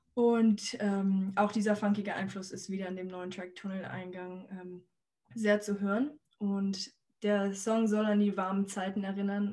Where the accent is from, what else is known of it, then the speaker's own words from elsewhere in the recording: Hamburg, Germany; wir als Hamburger